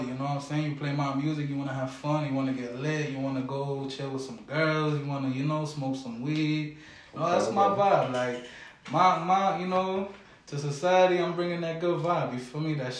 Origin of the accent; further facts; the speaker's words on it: Hartford, Connecticut, United States; also born or lived in Wethersfield; Hartford is really where I grew up for real